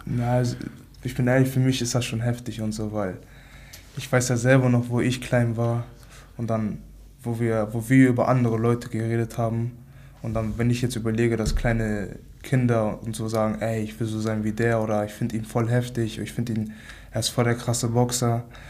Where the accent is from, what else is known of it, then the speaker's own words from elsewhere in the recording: Hamburg, Germany; 23 Jahre alt, aus Hamburg, aufgewachsen in Altona